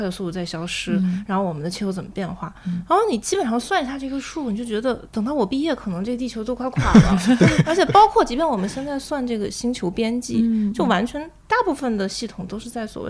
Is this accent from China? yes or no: yes; China; 因为我作为中国人嘛，让我来做这个。